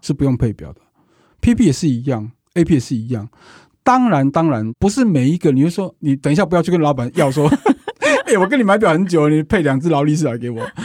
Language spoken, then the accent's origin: Chinese; Taiwan